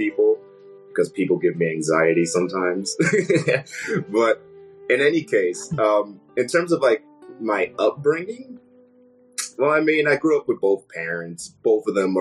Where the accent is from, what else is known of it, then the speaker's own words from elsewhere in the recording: Middletown, Connecticut, United States; also born or lived in West Haven, Connecticut; now in Bristol, United States; I grew up originally in West Haven, Connecticut